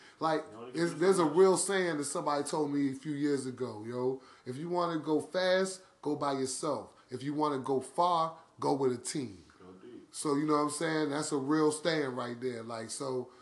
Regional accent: Washington, District of Columbia, United States; I'm from Uptown DC.

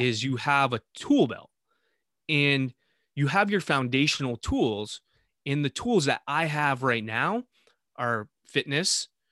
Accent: Vermont, United States; in the town I was living with in Vermont, my hometown.

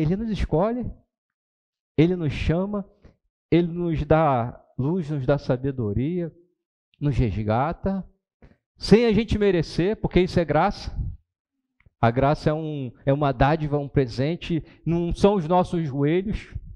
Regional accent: Brazil; eu sou brasileiro, não sou nem judeu

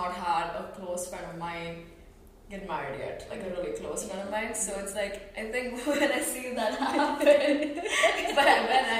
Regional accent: Dubai, United Arab Emirates; moved away as an adult; even when I was raised in Dubai

